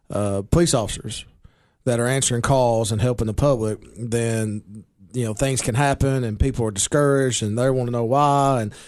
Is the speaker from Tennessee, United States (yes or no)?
yes; Baxter, Tennessee, United States; also born or lived in Nashville; I'm 43. I spent 40 of my 43 years in Baxter, 3 years in Nashville and after I graduated college.